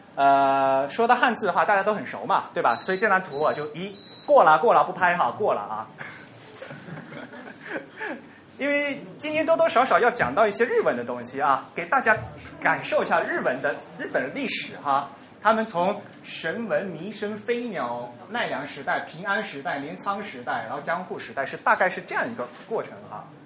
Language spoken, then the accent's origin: Chinese; China; 我们中国人